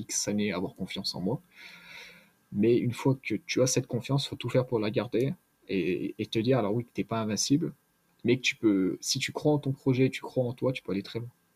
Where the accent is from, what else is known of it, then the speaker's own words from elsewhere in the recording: Grenoble, Auvergne-Rhône-Alpes, France; je suis de Grenoble, j'ai la chance d'avoir les montagnes autour de moi